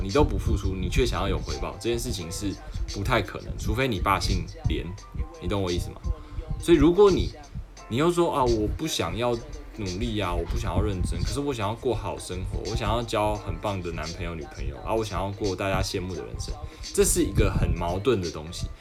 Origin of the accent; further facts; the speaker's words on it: Taiwan; 我是台湾人